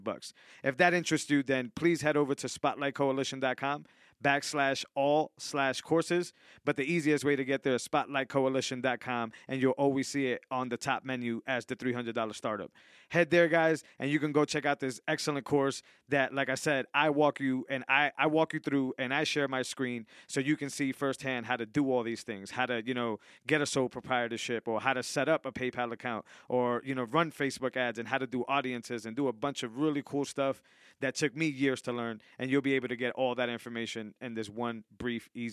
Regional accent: Worcester, Massachusetts, United States; I grew up in the valley.

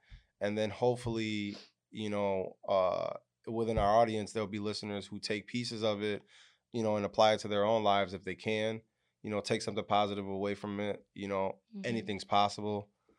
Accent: Yuma, Arizona, United States; I'm originally from Yuma, Arizona, which a lot of people don't know. I got West Coast blood in me. And I grew up in a military house at first.

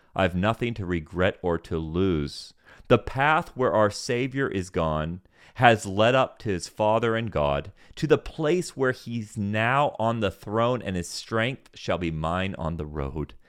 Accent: Senegal; I grew up in Senegal, West Africa

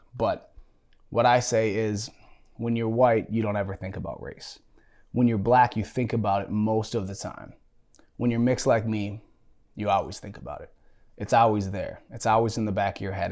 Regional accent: United States; growing up mixed in America

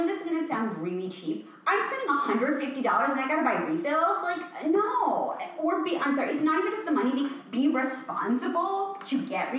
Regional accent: New York City, New York, United States; I'm from New York City, okay? The bathroom I grew up in was half the size of this table.

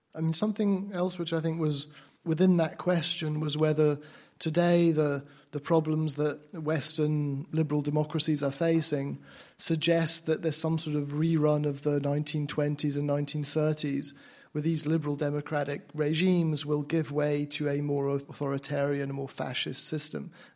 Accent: Romania; I'm from Romania

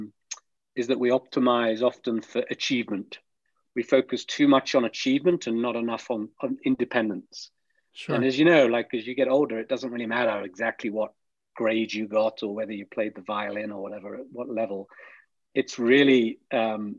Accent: the middle of England, United Kingdom; I grew up in England. I grew up in, you know, the middle of England in a village.

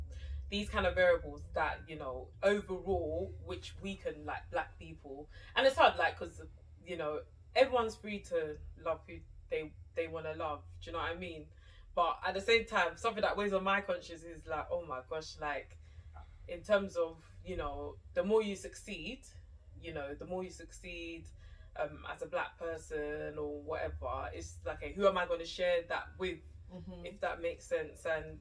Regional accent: Nigeria; I'm Nigerian

